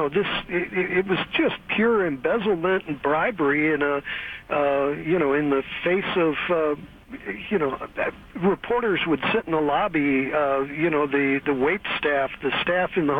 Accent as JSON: {"language": "English", "region": "Missouri", "country": "United States", "moved": "yes", "lives_now": "California, United States", "said": "Yeah, but I'm from Missouri, the show-me state"}